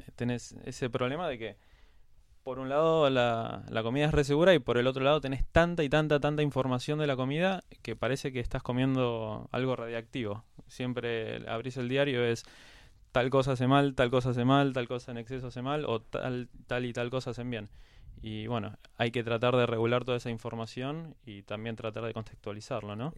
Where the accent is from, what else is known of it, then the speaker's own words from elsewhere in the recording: Quilmes, Buenos Aires Province, Argentina; now in Buenos Aires, Argentina; casi toda mi infancia y mi adolescencia la hice en Quilmes. Ahora vivo en Capital, ahora cuatro o cinco años pero pasé toda mi vida en Quilmes